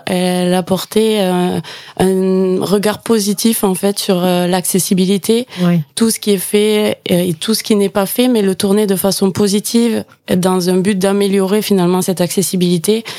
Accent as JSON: {"language": "French", "area": "Gers", "region": "Occitania", "country": "France", "also_born_or_lived": "Toulouse", "said": "je suis originaire du Gers. Mon accent va me trahir, je pense"}